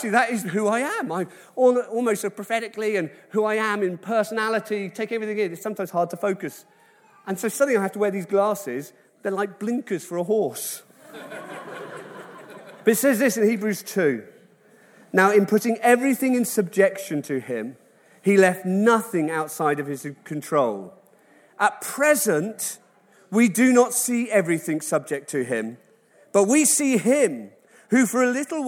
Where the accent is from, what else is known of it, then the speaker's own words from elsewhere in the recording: Wales, United Kingdom; I love it as a Welshman